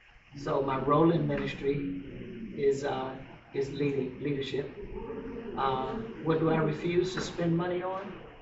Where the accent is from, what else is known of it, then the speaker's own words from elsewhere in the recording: Tampa, Florida, United States; I'm from Tampa. I grew up actually in this church. And I've been pastoring now in my own for about 18 years.